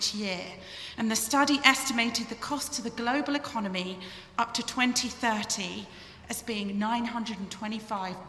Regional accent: England, United Kingdom; moved away; You can probably tell from my accent that I hail from the United Kingdom

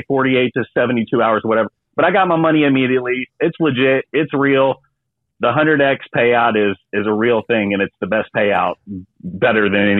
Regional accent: Louisville, Kentucky, United States; now in Las Vegas, United States; I was born in Louisville, Kentucky.

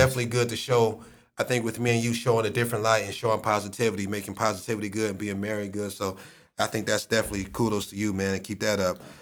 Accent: Akron, Ohio, United States; my hometown, Akron, Ohio

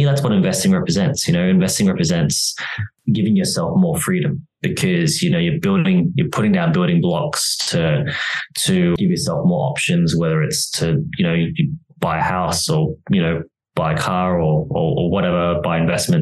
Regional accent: Australia; moved away as an adult; now in Barcelona, Spain; So I am from Australia originally, but I do live in Europe now

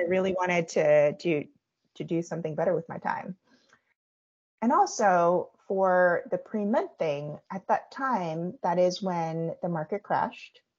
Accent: United States; I'm Korean American. My parents are Korean immigrants uh, and they immigrated over to the US

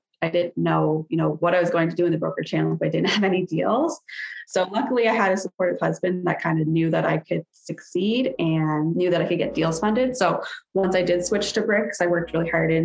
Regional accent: Sarnia, Ontario, Canada; So I was born and raised in Sarnia, Ontario. Still live here

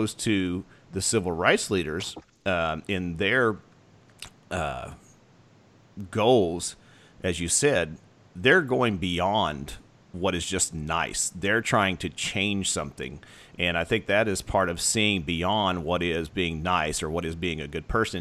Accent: United States; where we come from as as American

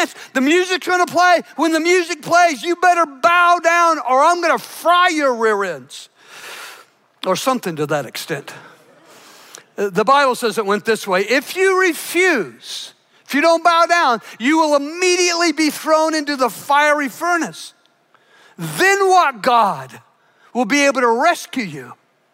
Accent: Douglas County, Illinois, United States; I grew up in Douglas County, Illinois, flattest piece of ground in the nation.

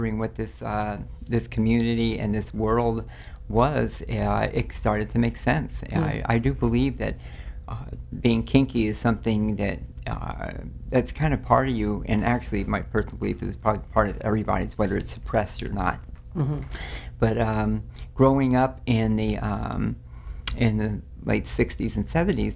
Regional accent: Los Angeles, California, United States; born or raised there; also born or lived in New Orleans, Louisiana

